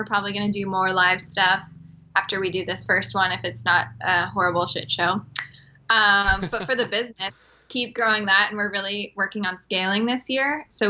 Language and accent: English; San Diego, California, United States; I'm from San Diego